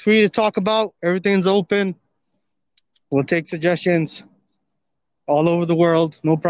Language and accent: English; New York City, New York, United States; from New York City.